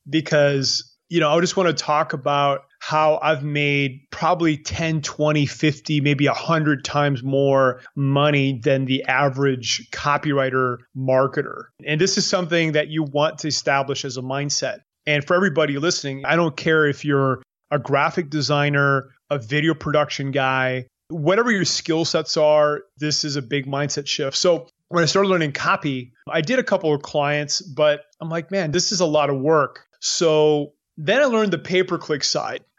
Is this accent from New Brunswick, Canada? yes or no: yes; New Brunswick, Canada; moved away as an adult; now in Panama; I'm from New Brunswick